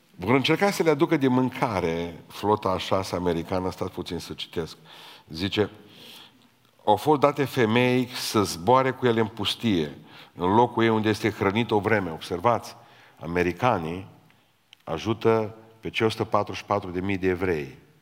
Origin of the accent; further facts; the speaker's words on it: Romania; suntem români, români